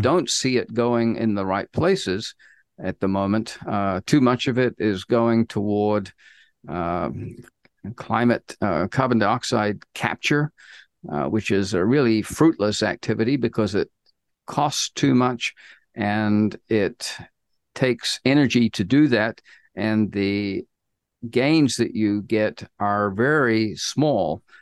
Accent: New Zealand; moved away as an adult; also born or lived in United States; I grew up in New Zealand

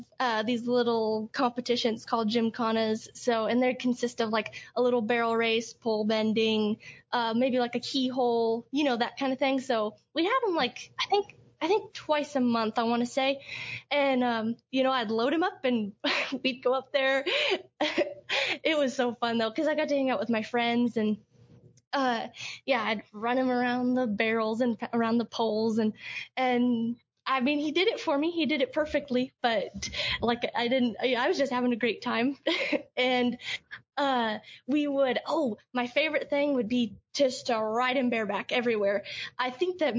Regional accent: Hanover, Colorado, United States; growing up in Hanover, my graduating class was only 14 kids.

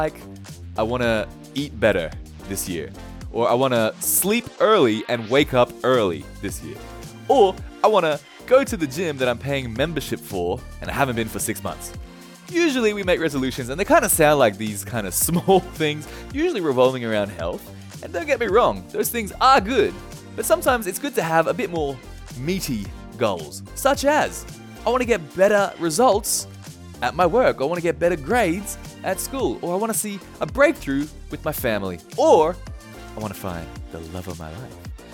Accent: Australia; now in Japan; although I'm Australian, I live in Japan.

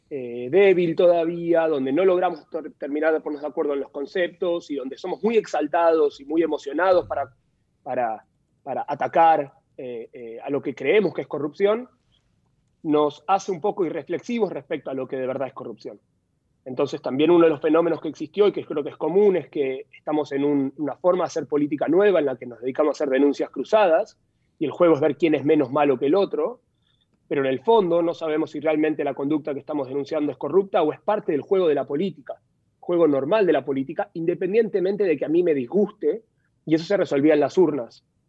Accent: Argentina; en mi país

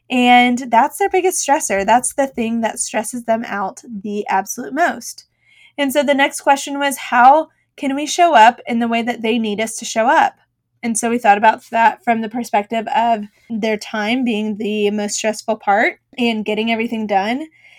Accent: Boston, Massachusetts, United States; now in Dallas, United States; I grew up in Boston, Massachusetts. It's been about almost 20 years since I've lived away from there, so clearly my accent is gone.

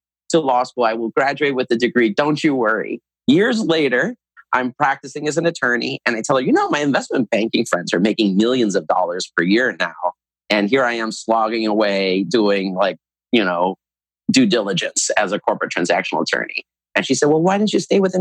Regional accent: United States; I was born in the United States

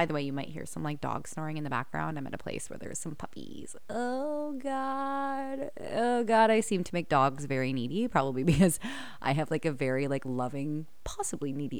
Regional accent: Canada; accent: Canadian; I just feel like I wanted to accentuate my Canadian accent

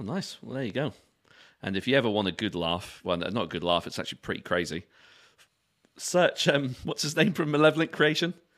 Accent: London, United Kingdom; I was born in Brixton

